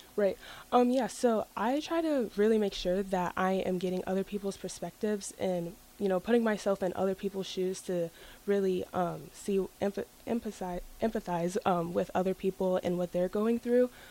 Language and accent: English; Lincoln, Nebraska, United States; I was born here in Lincoln, and I've lived in Lincoln my whole life